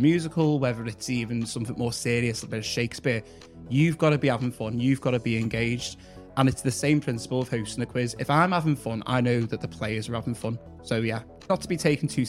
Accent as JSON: {"language": "English", "town": "Liverpool", "region": "North West England", "country": "United Kingdom", "said": "I'm from Egbeth, so Egbeth, Mersey Road sort of ways"}